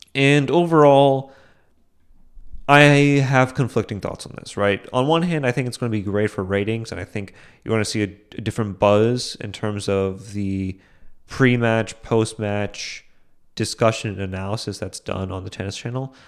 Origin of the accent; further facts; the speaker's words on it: India; as an Indian